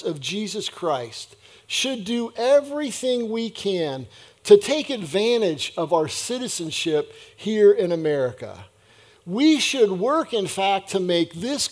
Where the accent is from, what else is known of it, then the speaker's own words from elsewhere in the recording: United States; my citizenship as an American